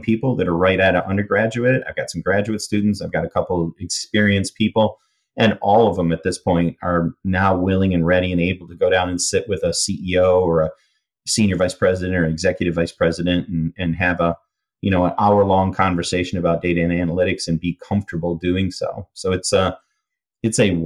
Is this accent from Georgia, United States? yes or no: no; Michigan, United States; I grew up in Michigan near Canada